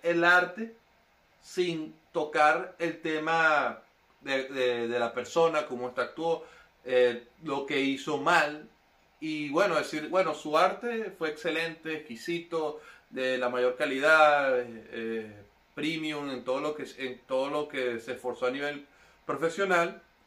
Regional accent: Venezuela

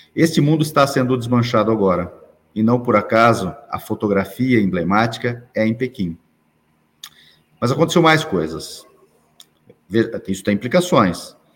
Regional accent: Brazil; eu sou brasileiro, nasci aqui

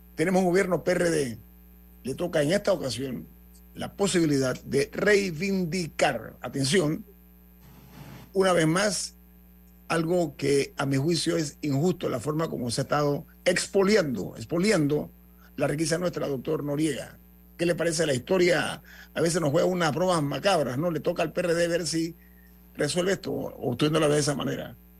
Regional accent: Panama; a mí como panameño

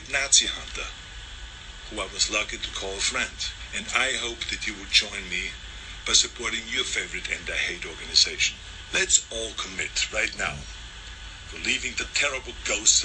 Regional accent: Austria; now in United States; I was born in Austria in 1947, shortly after the Second World War. And growing up, I was surrounded by broken men.

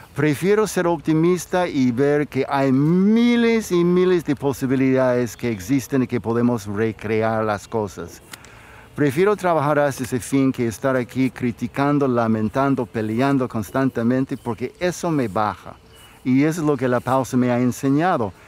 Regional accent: United States; moved away; Yo crecí como niño en los Estados Unidos

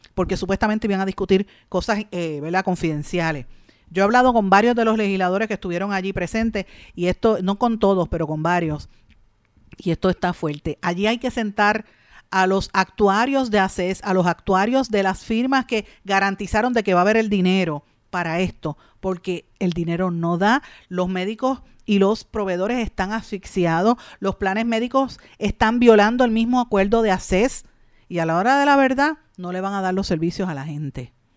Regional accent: Puerto Rico

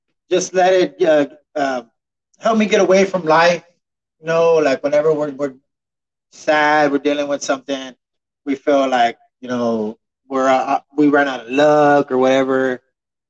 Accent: San Antonio, Texas, United States; I was raised in the Victoria Courts here in San Antonio in the 90s

